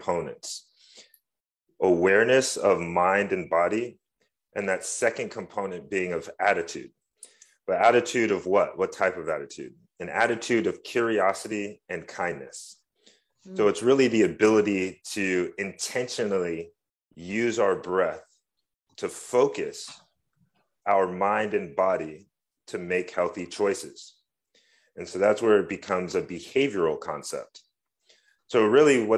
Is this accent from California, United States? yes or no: yes; San Francisco, California, United States; Born and raised in San Francisco